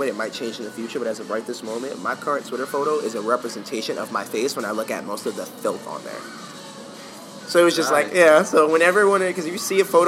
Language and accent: English; New York City, New York, United States; I'm from Harlem